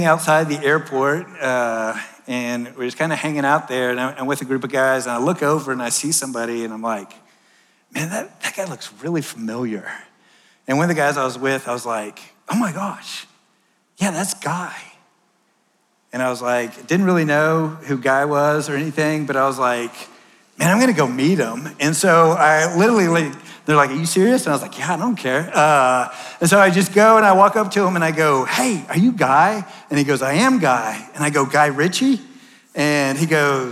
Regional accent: Texas, United States; moved away; I'm from Texas.

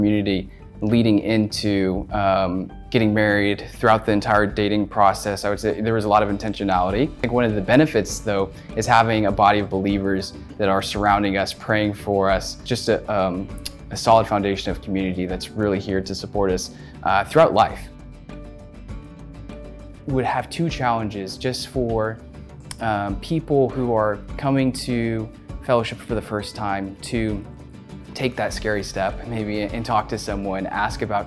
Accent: Dallas, Texas, United States; also born or lived in Arkansas; I grew up in the Dallas, Texas area

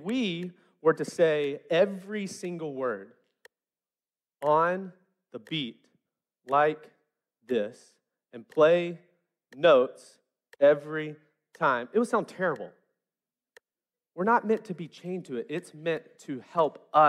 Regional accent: West Memphis, Arkansas, United States; I grew up in West Memphis where rhythm was a language in and of itself

